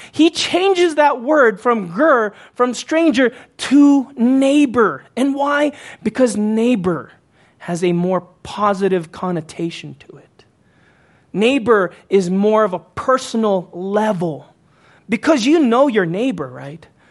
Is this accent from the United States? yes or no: yes; Houston, Texas, United States; moved away as an adult; when I was growing up as a teen and into my early 20s until I moved away from Houston